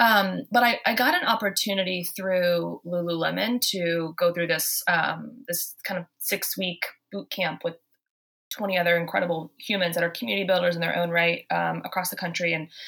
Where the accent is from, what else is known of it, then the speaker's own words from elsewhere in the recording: the South, United States; now in Boston, United States; I came from the South. And so when I moved to Boston, I was holding doors open. I was saying, "Y'all," I honestly had to tone it down because everyone thought I was hitting on them.